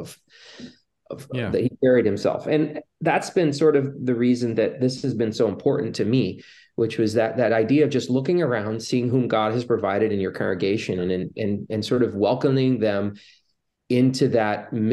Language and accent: English; Michigan, United States; my home congregation in Michigan